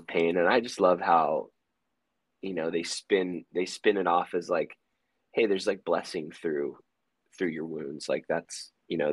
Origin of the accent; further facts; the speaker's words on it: Hawaii, United States; We're from Hawaii